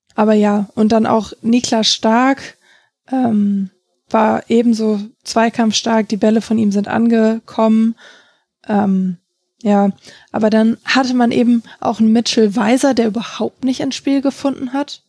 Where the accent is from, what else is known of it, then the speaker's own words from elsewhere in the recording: Hamburg, Germany; ich komme aus Hamburg